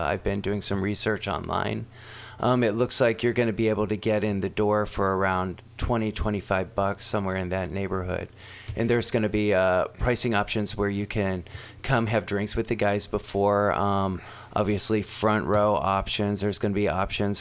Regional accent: Arkansas, United States; also born or lived in Los Angeles; now in San Francisco, United States; I'm from Arkansas originally

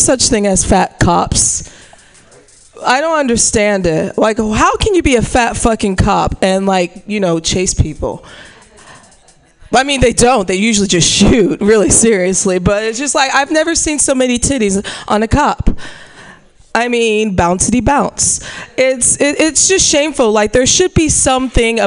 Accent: Missouri, United States; moved away; I'm from Missouri

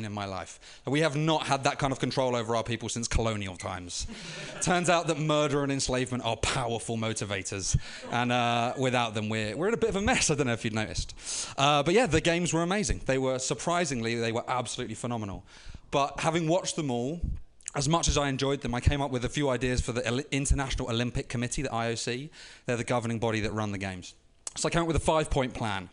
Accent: London, United Kingdom; moved away; I was living in London at the time, right in East London, where the games were held

